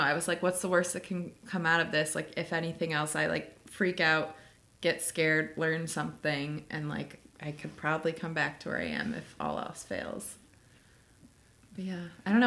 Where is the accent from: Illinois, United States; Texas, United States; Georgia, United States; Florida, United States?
Illinois, United States; Chicago; moved away as an adult; now in Oakland, United States; I grew up in Chicago, went to school in Illinois, lived in Chicago after graduation